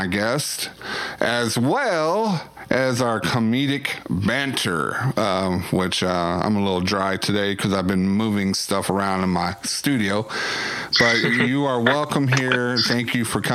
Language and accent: English; Waxahachie, Texas, United States; I'm from Waxahachie